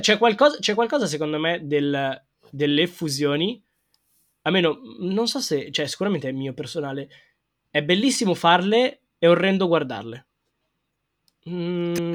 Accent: Milan, Lombardy, Italy; Io sono proprio milanese

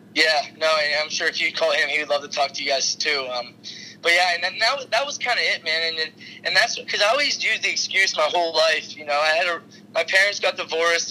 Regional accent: Pittsburgh, Pennsylvania, United States; I'm from Pittsburgh

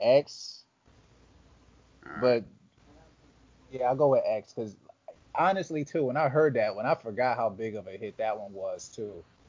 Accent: the South, United States; I grew up in the South.

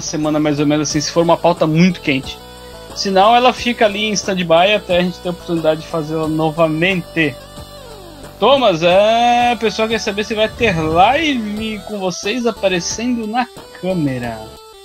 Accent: Joinville, Santa Catarina, Brazil; also born or lived in Balneário Camboriú; eu sou de Joinville, Santa Catarina. Meio Joinville, meio Balneário Camboriú

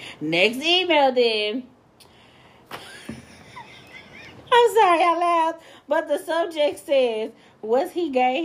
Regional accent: Santa Barbara, California, United States; So let me start off by saying I'm from Santa Barbara, California. And I'm 19 years young.

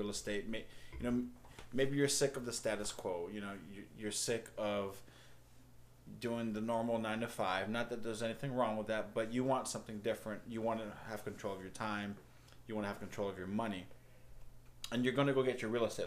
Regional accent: Hawaii, United States; I come from Hawaii, a small country town up in the mountains

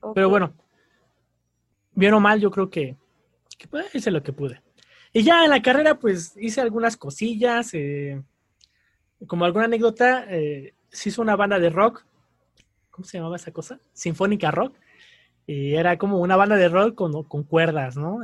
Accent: Querétaro, Mexico; also born or lived in Mexico City; soy de la Ciudad de México, pero muy joven, muy niño, eh, nos mudamos a Querétaro

